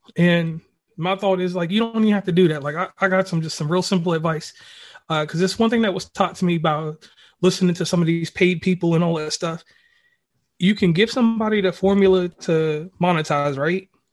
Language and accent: English; Virginia, United States; my family, we're originally from Virginia. Um, the center of Virginia, like right below Charlottesville